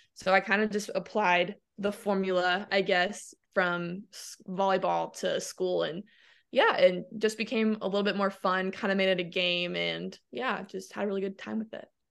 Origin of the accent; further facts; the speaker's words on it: Ormond Beach, Florida, United States; also born or lived in Michigan; I was born in Michigan. I grew up in Ormond Beach, Florida, which is about an hour north